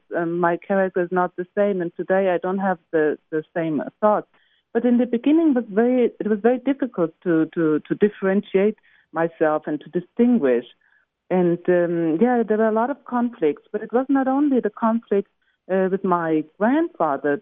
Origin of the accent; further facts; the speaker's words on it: Germany; also born or lived in Israel; in Germany we say Goethe.